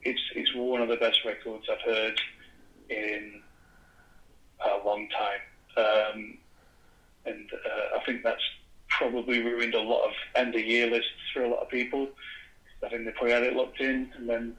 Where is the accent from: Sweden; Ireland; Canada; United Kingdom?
United Kingdom; Being a Brit myself